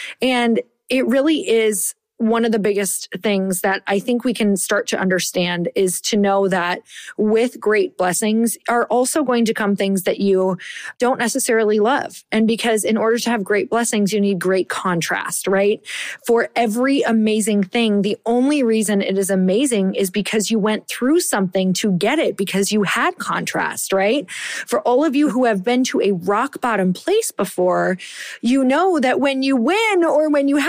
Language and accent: English; Midwest, United States; So I don't know about you, but I'm from the Midwest.